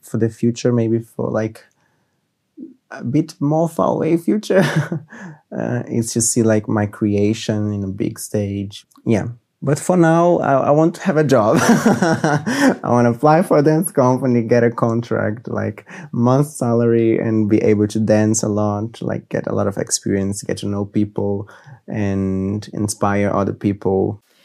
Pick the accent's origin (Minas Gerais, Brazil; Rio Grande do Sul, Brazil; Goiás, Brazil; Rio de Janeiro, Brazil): Rio de Janeiro, Brazil; moved away as an adult; now in Munich, Germany; I'm from Brazil, Rio de Janeiro.